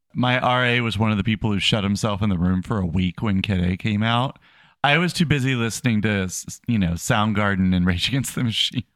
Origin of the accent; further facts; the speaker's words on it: United States; as an American